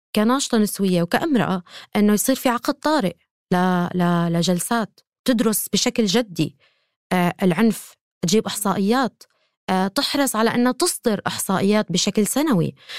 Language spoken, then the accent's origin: Arabic; Syria; انا كامراه سوريه